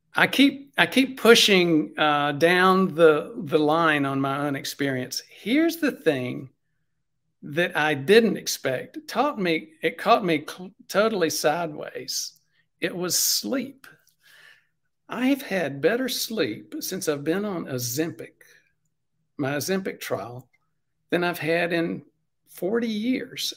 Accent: South Carolina, United States; I'm from South Carolina

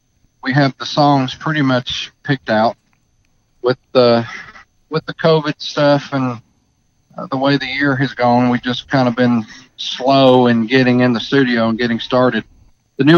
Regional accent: Clanton, Alabama, United States; moved away as an adult; also born or lived in Carthage, Tennessee; now in Sevierville, United States; then I moved from Carthage, Tennessee, and went home. I went home to my hometown, Clanton, Alabama, where I was born at, my little two red light town.

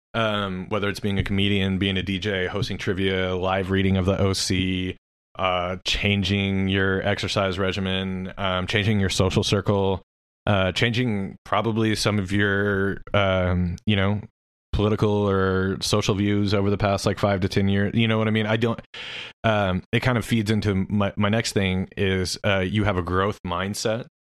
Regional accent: Oklahoma City, Oklahoma, United States; also born or lived in Norman, Oklahoma; I was from Oklahoma City

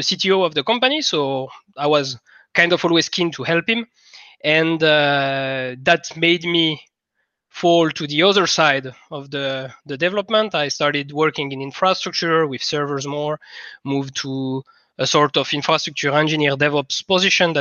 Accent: France; accent: French; English is a second language; moved away as an adult; also born or lived in Finland; now in Estonia; I come from France

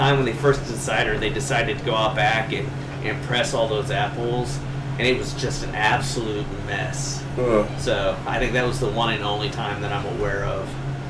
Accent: northern Illinois, United States; moved away; also born or lived in Rockford, Illinois; I grew up in northern Illinois, so. Born in Rockford, and then I moved to a little town of like 800 people just south of Rockford. But all our family was still in Rockford, right up in the border.

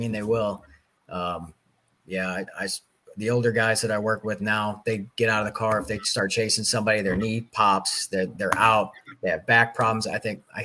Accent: Belleville, Illinois, United States; I grew up in Belleville all my life

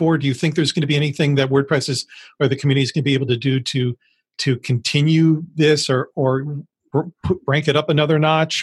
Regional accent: United States; As an American

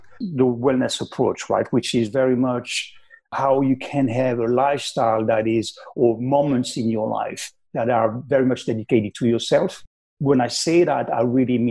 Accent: Paris, Île-de-France, France; English is a second language; moved away as an adult; now in United States; I'm from Paris in France, but I've been in the US now for quite a while.

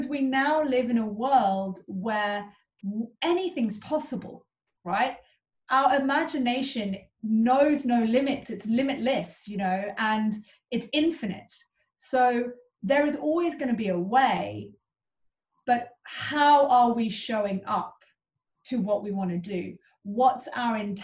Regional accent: Cape Town, Western Cape, South Africa; I grew up in Cape Town

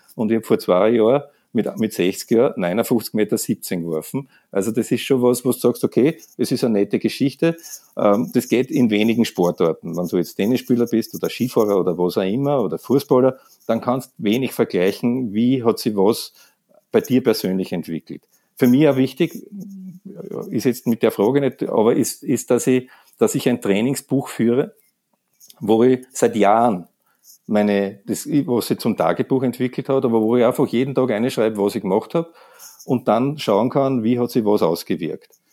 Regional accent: Austria

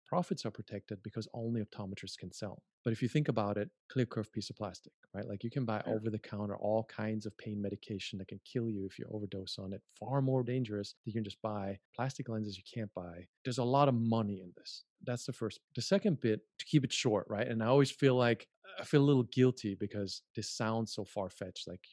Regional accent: Germany; moved away as an adult; also born or lived in United States; I'm from Germany

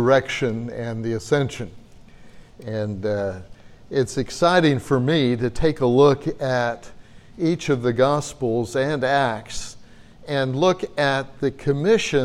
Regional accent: United States; accent: American; my American accent

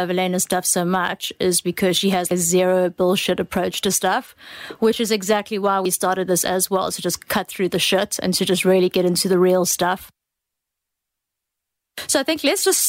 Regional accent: South Africa; we are both from South Africa.

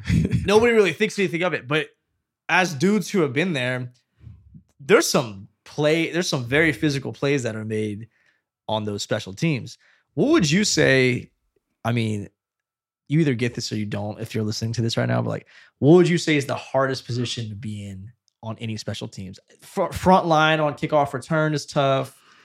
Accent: Fresno, California, United States; I'm from Fresno

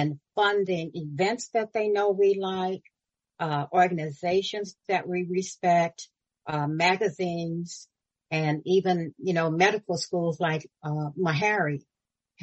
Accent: Florida, United States; now in California, United States; I'm originally from Florida

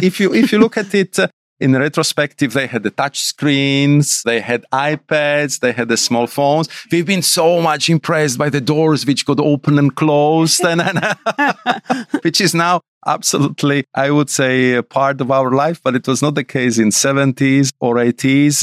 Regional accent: Bratislava, Bratislava Region, Slovakia; I'm from Bratislava, and I was, uh, growing up in suburb, which was like, I would say, two kilometers from the real Iron Curtain

